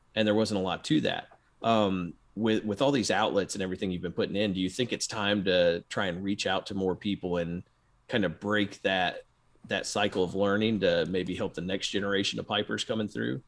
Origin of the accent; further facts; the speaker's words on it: Memphis, Tennessee, United States; growing up in Memphis